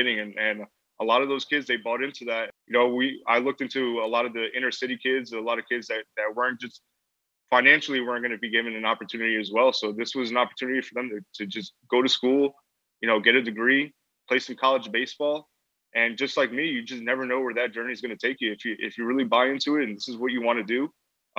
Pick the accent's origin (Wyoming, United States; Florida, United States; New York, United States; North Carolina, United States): New York, United States; Rockland County; first language English; moved away as an adult; also born or lived in Puerto Rico (ancestry); now in High Point, United States; I'm from Rockland County